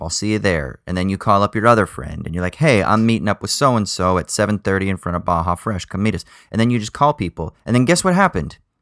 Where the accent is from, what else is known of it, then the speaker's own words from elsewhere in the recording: United States; now in Australia; growing up in America